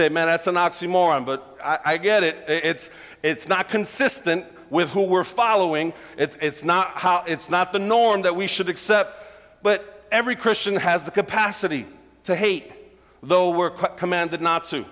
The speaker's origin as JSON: {"language": "English", "town": "New York City", "region": "New York", "country": "United States", "tie": "born or raised there", "said": "I grew up in Brooklyn"}